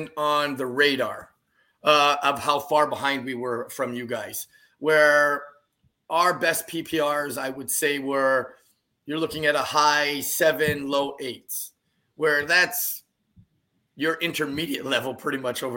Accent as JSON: {"language": "English", "area": "possibly Newfoundland", "region": "East Coast", "country": "Canada", "said": "I'm from the East Coast"}